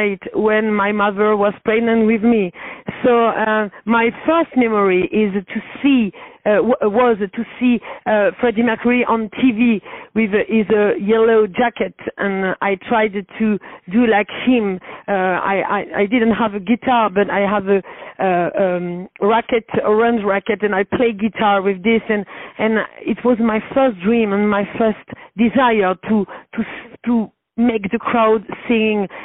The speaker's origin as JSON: {"language": "English", "town": "Paris", "region": "Île-de-France", "country": "France", "second_language": "English", "said": "I'm from Paris"}